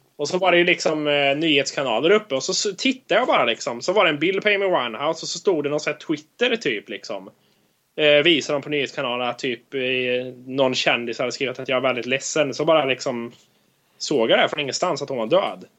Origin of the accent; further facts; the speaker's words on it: Sweden; now in United States; när vi säger att vi är från Sverige